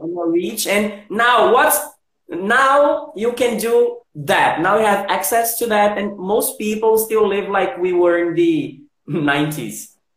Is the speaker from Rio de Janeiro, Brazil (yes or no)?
no; Recife, Pernambuco, Brazil; English is a second language; I'm from Recife, actually from Janga, Paulista.